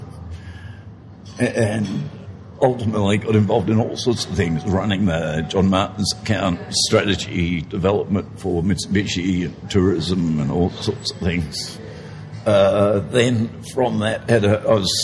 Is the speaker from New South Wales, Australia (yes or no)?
no; Melbourne, Victoria, Australia; I grew up in Melbourne and did psychology and economics at Melbourne University